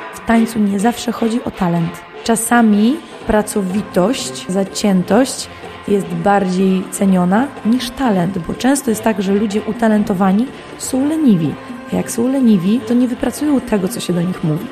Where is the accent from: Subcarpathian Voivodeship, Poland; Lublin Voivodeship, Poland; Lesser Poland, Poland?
Lublin Voivodeship, Poland; Jastków; Ja jestem spod Lublina, dokładnie z miejscowości Jastków. Moi rodzice dowodzili mnie do Lublina